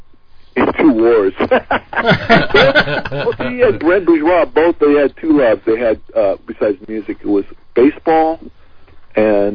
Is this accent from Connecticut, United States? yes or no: no; San Jose, California, United States; moved away as an adult; also born or lived in Saratoga / Sacramento; I was born and raised in San Jose